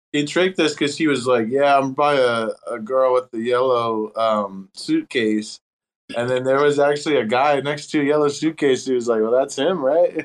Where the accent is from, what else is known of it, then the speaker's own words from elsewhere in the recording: Texas, United States; I'm from Texas